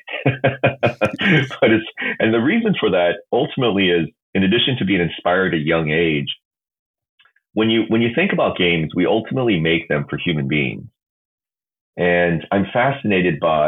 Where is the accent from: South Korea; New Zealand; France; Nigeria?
South Korea; I grew up in South Korea.